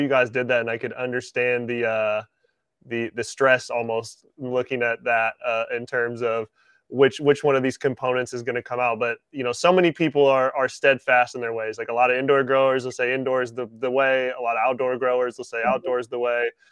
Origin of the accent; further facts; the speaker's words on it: Washington, United States; moved away; I grew up in Washington